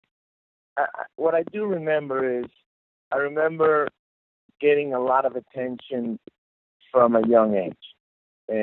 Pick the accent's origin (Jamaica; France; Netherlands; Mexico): Mexico; Guadalajara, Jalisco; moved away; I was 5 years old, so very young, and growing up in Guadalajara, Mexico